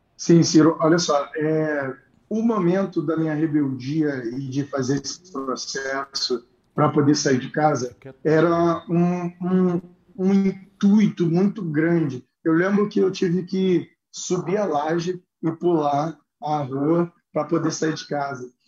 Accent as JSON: {"language": "Portuguese", "region": "Rio de Janeiro", "country": "Brazil", "tie": "born or raised there", "said": "eu venho do Jacarezinho, né? É, minha mãe teve sete filhos"}